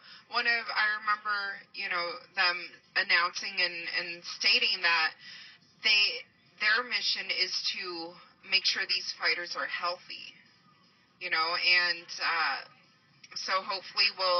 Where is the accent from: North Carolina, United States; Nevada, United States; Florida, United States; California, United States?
Nevada, United States; Las Vegas; Born and raised in Las Vegas